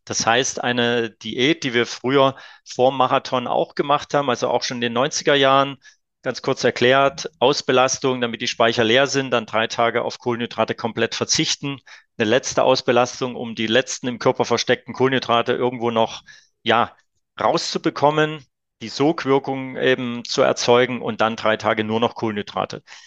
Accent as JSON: {"language": "German", "town": "Leipzig", "region": "Saxony", "country": "Germany", "tie": "born or raised there", "said": "als kleines Kind auf der Kinder- und Jugendsportschule damals noch in Leipzig äh, gelernt"}